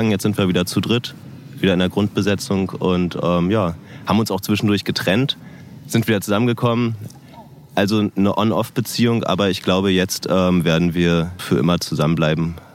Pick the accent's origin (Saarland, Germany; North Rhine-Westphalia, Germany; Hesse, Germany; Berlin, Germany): Berlin, Germany; das kenne ich jetzt ja als Berliner nicht so